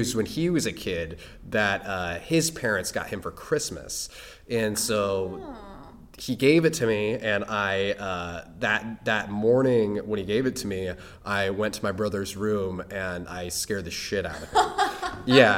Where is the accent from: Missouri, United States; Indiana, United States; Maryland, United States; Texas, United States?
Indiana, United States; Indianapolis; now in Los Angeles, United States; I grew up in Indiana, and I went to North Central High School